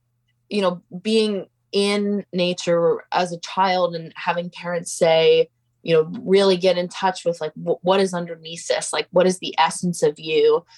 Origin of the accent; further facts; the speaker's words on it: Pacific Northwest, United States; And growing up in the Pacific Northwest really provided a place for that to happen for me.